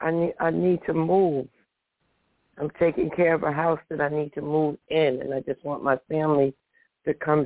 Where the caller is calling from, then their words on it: New Jersey, United States; I'm calling from New Jersey.